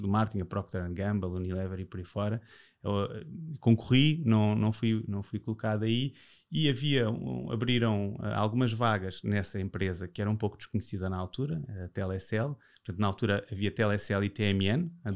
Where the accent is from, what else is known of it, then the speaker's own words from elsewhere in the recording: Portugal; eu já nasci em Portugal